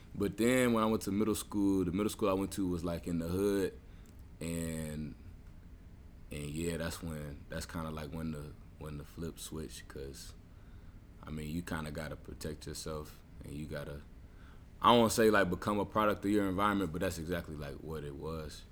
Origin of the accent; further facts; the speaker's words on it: Little Rock, Arkansas, United States; I grew up in in Little Rock, Arkansas, uh, for most of my life